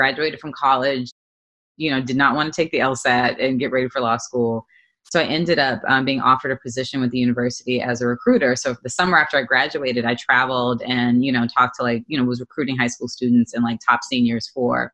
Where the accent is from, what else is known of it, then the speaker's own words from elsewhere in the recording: Montgomery, Alabama, United States; moved away as an adult; also born or lived in Boston, Massachusetts / New York; I was born in Boston, but my mother and I moved to Alabama when I was three, when my parents separated. So I grew up in Montgomery, Alabama